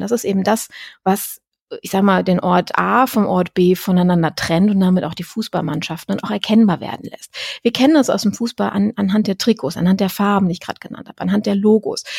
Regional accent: Düsseldorf, North Rhine-Westphalia, Germany; Ich komme ja aus Düsseldorf

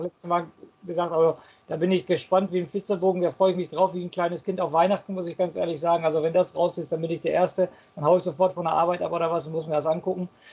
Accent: Dortmund, North Rhine-Westphalia, Germany; Ich komme auch aus Dortmund

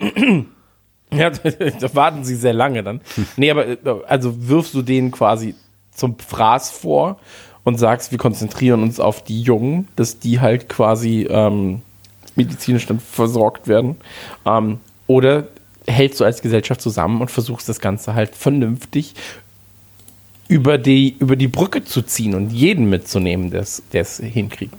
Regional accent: Krefeld, North Rhine-Westphalia, Germany; ich bin ja in der Eishockeystadt groß geworden damals. Also in Krefeld

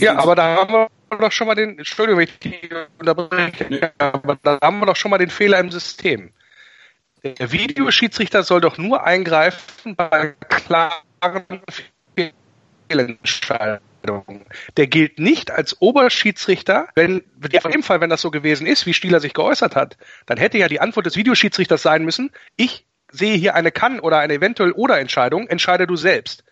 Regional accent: Wolfsburg, Lower Saxony, Germany; now in Rhineland, Germany; ich bin gebürtiger Wolfsburger

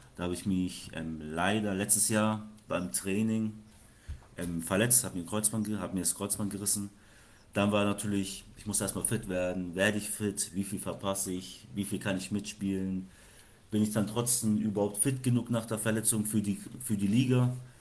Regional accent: Franconia, Bavaria, Germany; wir sind zwar in Bayern, aber wir kommen aus Franken

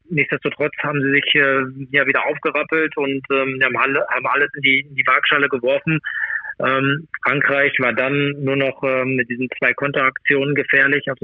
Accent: Germany; ich bin Deutscher und von daher bin ich natürlich auch Deutschland auch zugewandt.

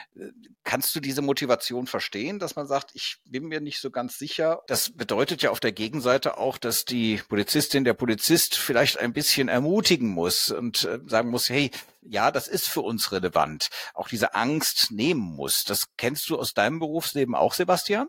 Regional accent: Cologne, North Rhine-Westphalia, Germany; ich bin aus Köln irgendwie nie so richtig rausgekommen, war aber letztens nochmal in Köln-Porz-Zündorf an meinem alten Gymnasium

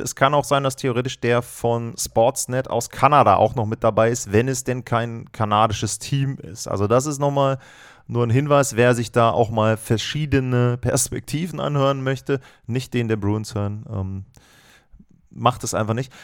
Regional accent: Germany; Bei uns in Deutschland

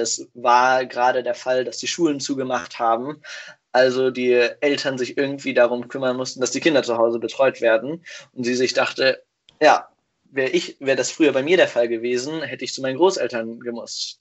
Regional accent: Hanover, Lower Saxony, Germany; moved away as an adult; also born or lived in Whakatane, New Zealand; now in Kiel, Germany; Ich komme eigentlich aus Hannover

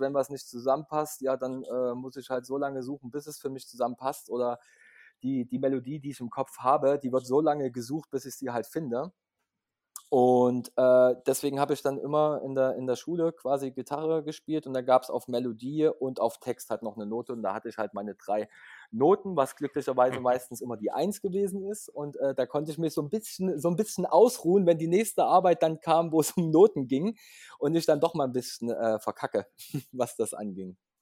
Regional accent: Leipzig, Saxony, Germany; Ich komme aus Leipzig, bin auch geboren in Leipzig.

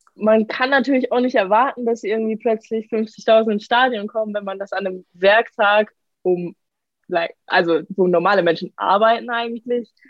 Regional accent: Karlsruhe, Baden-Württemberg, Germany; now in Paris, France; ich komme aus Karlsruhe

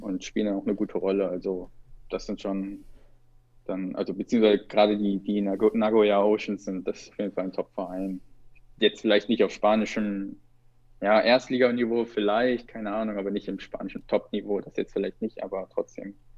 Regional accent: Kassel, Hesse, Germany; moved away; ich komme aus Nordhessen, aus Kassel, da ist ja bis heute nichts

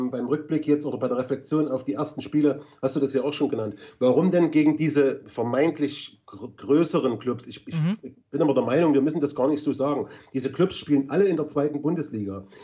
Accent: Swabia, Baden-Württemberg, Germany; Ich bin Schwabe, was soll ich machen?

